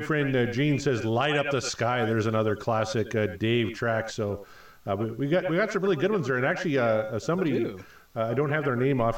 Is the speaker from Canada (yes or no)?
yes; Saskatchewan, Canada; We're both from Saskatchewan